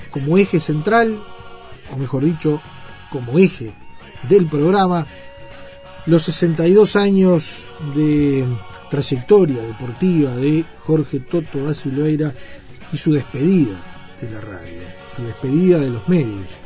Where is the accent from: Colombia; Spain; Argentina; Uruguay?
Uruguay; como futboleros que somos todos los uruguayos